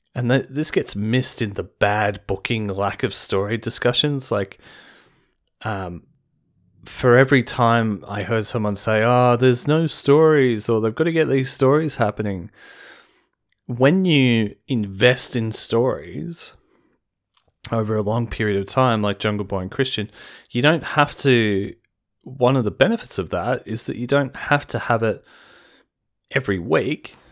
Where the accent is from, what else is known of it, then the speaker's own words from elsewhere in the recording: Australia; as an Australian